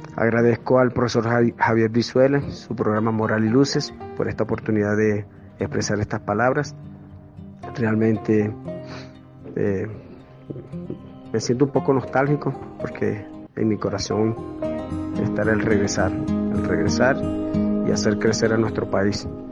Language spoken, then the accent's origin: Spanish; Carora, Lara, Venezuela; now in Bogotá, Colombia; nací en Carora, Estado Lara, pero suriano de corazón